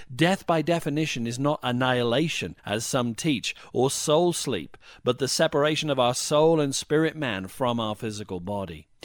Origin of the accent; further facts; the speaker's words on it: Wales, United Kingdom; when I was growing up in Wales